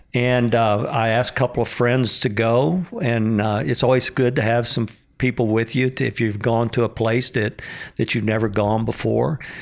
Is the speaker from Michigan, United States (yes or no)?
no; Pecos, Texas, United States; when I was growing up in Pecos, Texas, eighty-five percent Hispanic